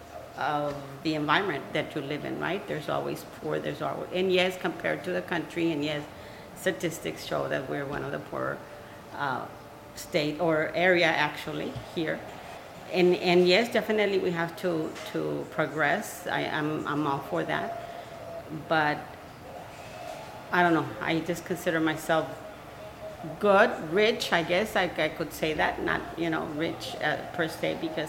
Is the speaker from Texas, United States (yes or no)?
yes; Brownsville, Texas, United States; Born and raised, what can I say? I love Brownsville. This is my hometown